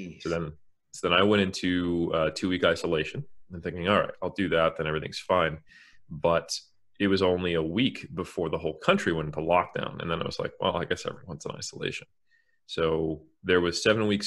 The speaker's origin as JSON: {"language": "English", "country": "United States", "moved": "yes", "lives_now": "New Zealand", "said": "as an American, I'm happy to be in New Zealand."}